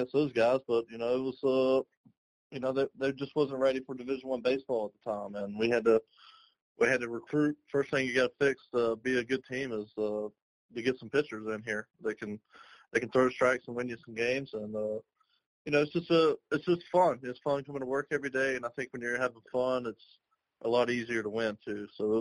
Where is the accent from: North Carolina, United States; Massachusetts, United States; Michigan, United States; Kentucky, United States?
North Carolina, United States; I'm from North Carolina, played, you know, my career not far away from Greensboro